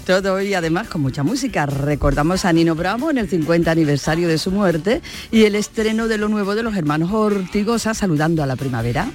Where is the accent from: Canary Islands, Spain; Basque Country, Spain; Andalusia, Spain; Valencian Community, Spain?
Andalusia, Spain; Gilena; recuerdo los veranos mm. en, mi pueblo, en Gilena, las siestas, donde me ponían a coser cuando era pequeña